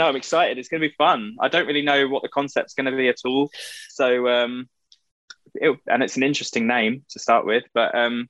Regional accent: East of England, United Kingdom; born there; I was born in Essex, grew up in the countryside. I don't really have much of an accent.

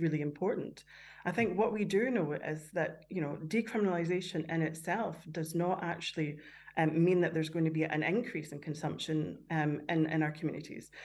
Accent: Canada; moved away; growing up in Canada where there was a lot of, of drug taking round about me

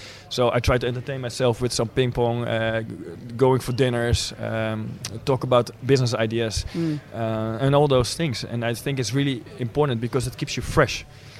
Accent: Netherlands; English is a second language; I born and raised in Holland, but my mom, of course, is Russian.

